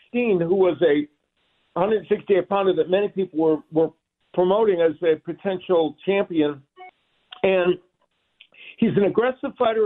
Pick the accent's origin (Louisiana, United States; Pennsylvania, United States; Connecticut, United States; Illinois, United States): Illinois, United States; Chicago; I'm a Chicagoan, so I grew up with Midwest weather